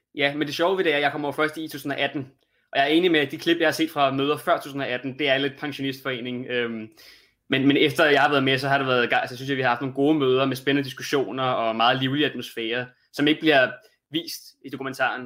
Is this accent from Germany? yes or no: no; Denmark; som dansker